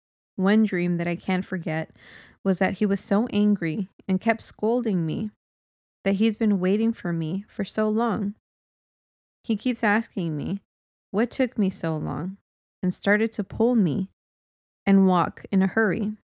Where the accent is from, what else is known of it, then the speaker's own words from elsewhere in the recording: Philippines; now in Singapore; And I'm working as a house help here in Singapore. I'm originally from Philippines.